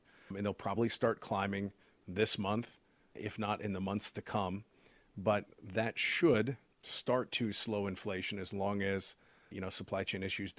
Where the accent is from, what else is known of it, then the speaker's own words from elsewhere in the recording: Portland, Oregon, United States; moved away; also born or lived in Pittsburgh; when I was in 1988, I moved from Portland, Oregon to Pittsburgh, Pennsylvania.